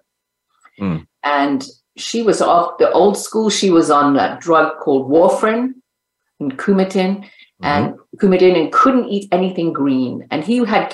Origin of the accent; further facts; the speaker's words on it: Zimbabwe; also born or lived in California; now in Las Vegas, United States; I'm originally from Zimbabwe. So I say to people now that I live here in the United States